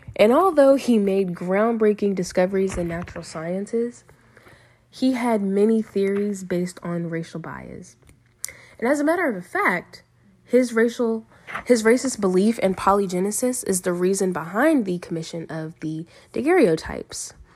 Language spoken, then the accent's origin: English; Lynchburg, Virginia, United States; also born or lived in Rustburg, Virginia; I am from Lynchburg, Virginia, and have lived in both Lynchburg and Rustburg, which are both small cities in Virginia. I attended Rustburg Elementary School, Rustburg Middle School, and I graduated from Rustburg High School